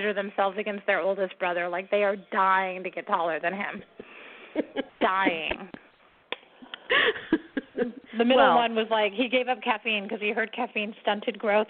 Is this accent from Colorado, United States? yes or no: no; San Diego, California, United States; I'm from San Diego